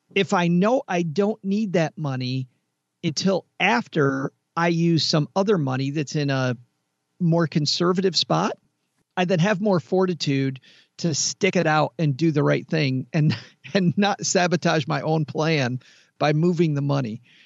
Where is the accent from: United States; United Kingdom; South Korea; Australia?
United States; Kalamazoo, Michigan; I am from Kalamazoo, Michigan